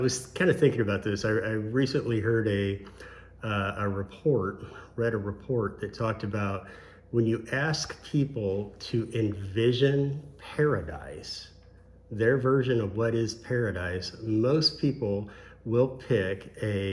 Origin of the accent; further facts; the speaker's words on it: Missouri, United States; now in Florida, United States; I'm from Missouri